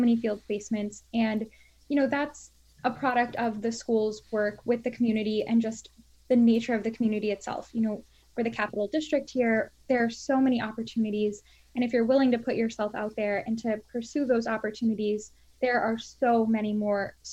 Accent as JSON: {"language": "English", "region": "Florida", "country": "United States", "tie": "born or raised there", "also_born_or_lived": "Washington, D.C.", "moved": "as an adult", "lives_now": "Albany, United States", "said": "I'm originally from Florida. That's where I was raised"}